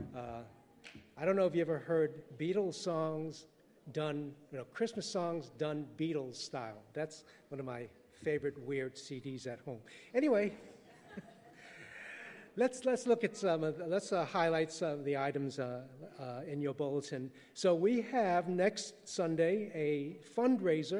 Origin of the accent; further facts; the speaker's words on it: New York City, New York, United States; English is a second language; I was born and raised in Manhattan, but I didn't speak English until 7